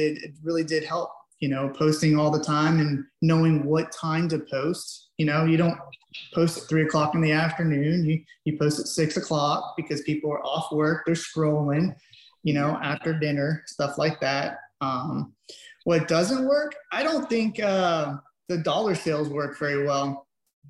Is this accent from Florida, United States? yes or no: yes; Avon Park, Florida, United States; I'm from Avon Park